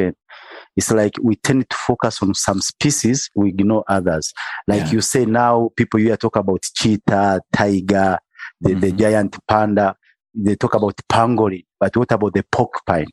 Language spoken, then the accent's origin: English; Bukoba, Kagera, Tanzania; I'm from Lake Victoria, specifically a place or a town called Bukoba